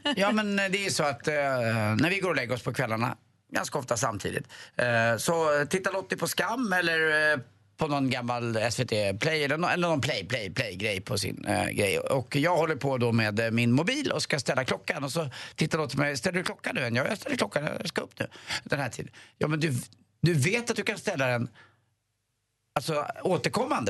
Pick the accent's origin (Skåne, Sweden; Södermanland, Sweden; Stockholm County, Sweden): Stockholm County, Sweden; Stockholm; Vi läser Svenska Dagbladet hemma på Östermalm